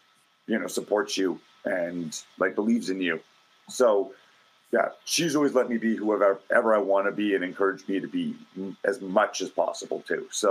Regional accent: Calgary, Alberta, Canada; Growing up in Calgary

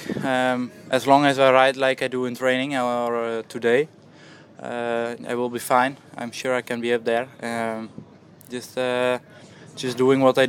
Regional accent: Netherlands; I'm from Holland

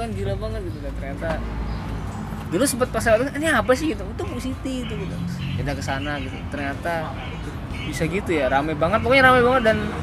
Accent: Yogyakarta, Special Region of Yogyakarta, Indonesia; kita kan anak Jogja

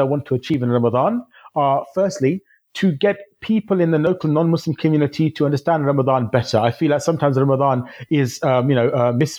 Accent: Northampton, East Midlands, United Kingdom; I come from Northampton in the UK

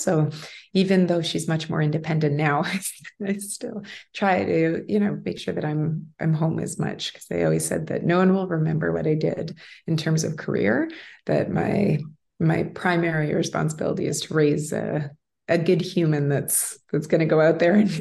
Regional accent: Winnipeg, Manitoba, Canada; also born or lived in Toronto; I was able to cover a team from the beginning in my hometown

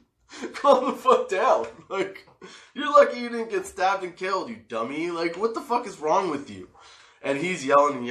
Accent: Canada; Being Canadian

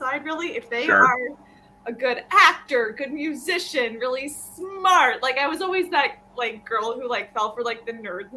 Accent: Wisconsin, United States; now in Chicago, United States; I'm from Wisconsin

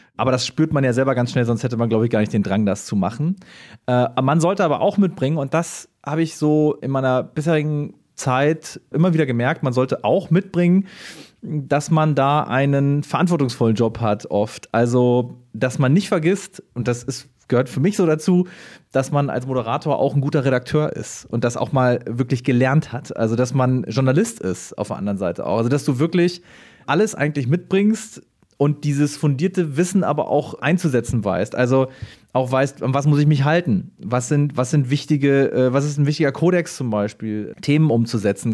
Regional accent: Schleswig-Holstein, Germany; moved away as an adult; also born or lived in Bayreuth, Bavaria; ich bin geboren im schönen Bayreuth, ähm, im wunderschönsten Oberfranken bin dann aber äh, in Schleswig-Holstein eigentlich größtenteils aufgewachsen. Also da habe ich eigentlich meine Kindheit und Jugend verbracht

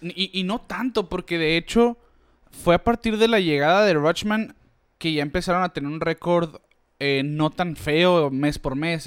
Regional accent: Mexico; nosotros como mexicanos

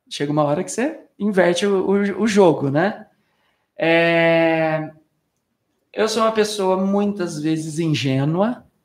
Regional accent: Batatais, São Paulo, Brazil; Eu sou de Batatais, ah. interior de São Paulo. Fiquei lá cinco dias com a minha mãe.

